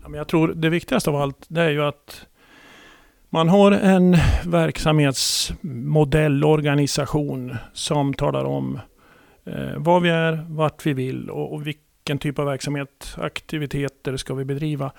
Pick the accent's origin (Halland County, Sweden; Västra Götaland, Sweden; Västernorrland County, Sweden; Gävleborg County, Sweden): Gävleborg County, Sweden; Gävle; Född och uppvuxen i Gävle och i Stixlund